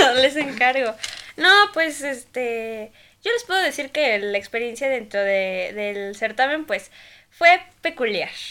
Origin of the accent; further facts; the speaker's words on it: Tlaxcala, Mexico; yo sí soy de Tlaxcala